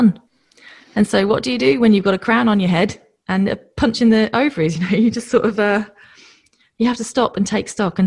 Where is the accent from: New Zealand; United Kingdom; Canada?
United Kingdom; moved away as an adult; now in Australia